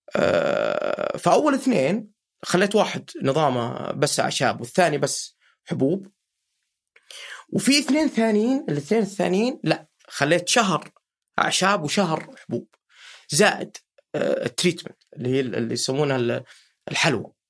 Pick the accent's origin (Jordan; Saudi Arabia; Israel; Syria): Saudi Arabia; Riyadh, Riyadh Province; عندنا في الرياض